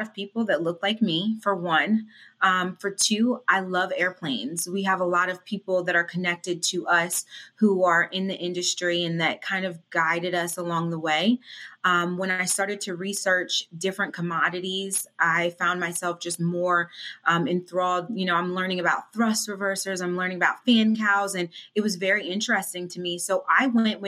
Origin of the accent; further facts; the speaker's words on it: Devon, Pennsylvania, United States; also born or lived in Cherry Hill, New Jersey / Pittsburgh area, Pennsylvania / Philadelphia; now in Atlanta, United States; So I grew up in Devon, Berwyn area, went to high school there